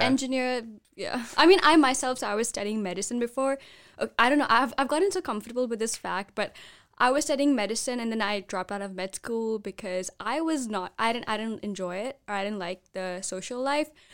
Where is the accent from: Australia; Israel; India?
India; I'm from India